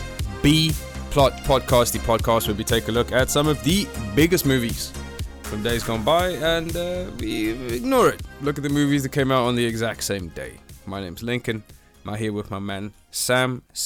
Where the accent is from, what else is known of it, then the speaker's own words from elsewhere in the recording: South Africa; now in United Kingdom; I'm from South Africa. I'm from a hot country.